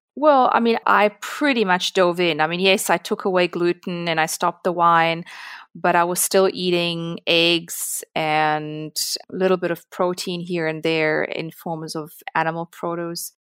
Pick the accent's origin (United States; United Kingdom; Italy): Italy; now in South Africa; I grew up in Italy